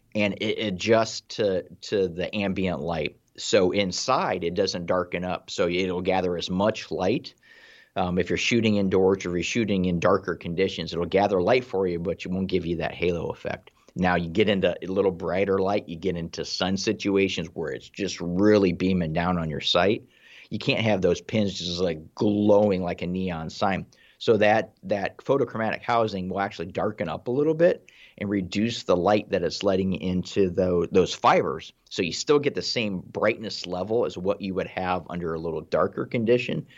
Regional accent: Ohio, United States; I'm from Ohio

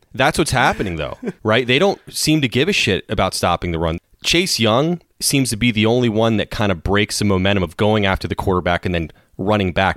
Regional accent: United States; as an American, American

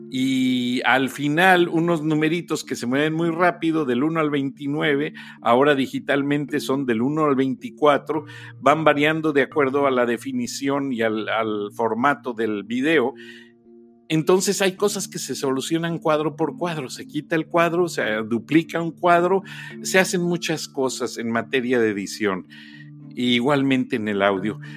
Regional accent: Mexico; now in United States; nosotros como mexicanos

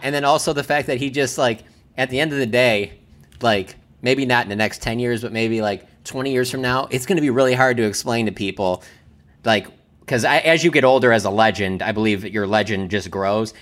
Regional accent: Detroit, Michigan, United States; moved away; I'm from Detroit

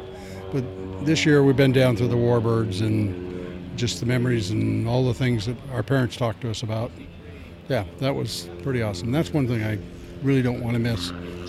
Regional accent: Oregon, United States; I'm from Oregon.

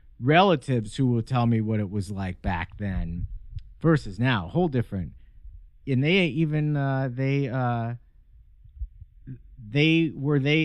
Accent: Idaho, United States; No, Idaho. I grew up in Idaho.

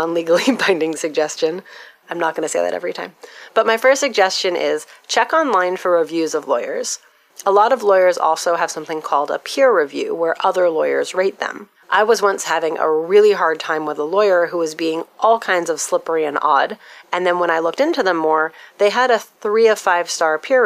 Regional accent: United States; my experience as an American

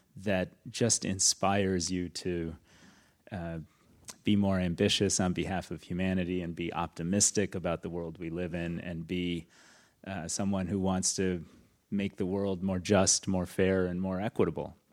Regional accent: Detroit, Michigan, United States; I grew up in suburban Detroit.

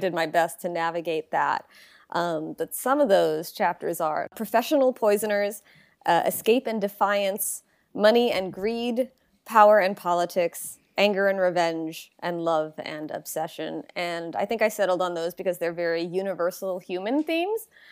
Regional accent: Long Island, New York, United States; moved away; also born or lived in Baltimore, Maryland; I'm originally from Long Island, New York

